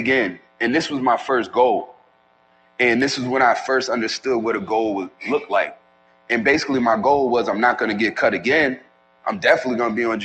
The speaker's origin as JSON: {"language": "English", "town": "New York City", "region": "New York", "country": "United States", "tie": "born or raised there", "said": "I'm originally from New York City, from the Bronx"}